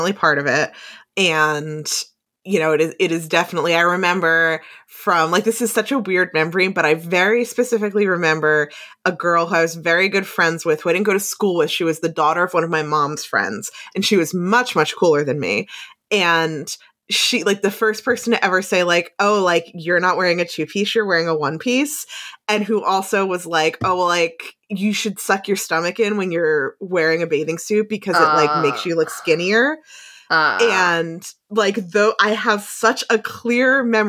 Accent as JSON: {"language": "English", "region": "New Jersey", "country": "United States", "tie": "born or raised there", "said": "growing up in New Jersey"}